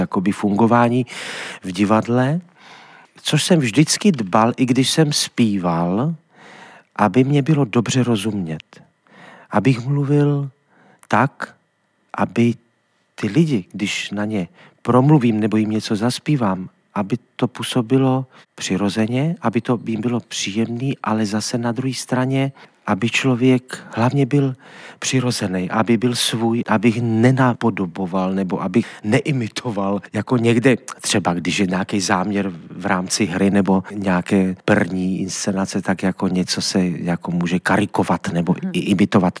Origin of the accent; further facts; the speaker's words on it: Trenčín, Trenčín Region, Slovakia; moved away as an adult; also born or lived in Sofia, Bulgaria; do Trenčina, do mého rodného města